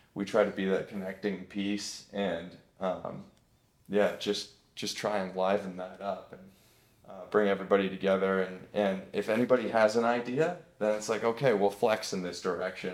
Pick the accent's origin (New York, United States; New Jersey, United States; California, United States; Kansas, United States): California, United States; Lodi; now in Portland, United States; my hometown of Lodi, California